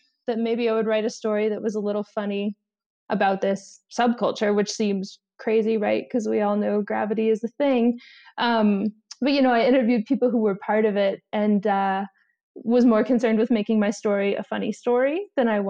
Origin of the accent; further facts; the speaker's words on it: Florida, United States; I come from Florida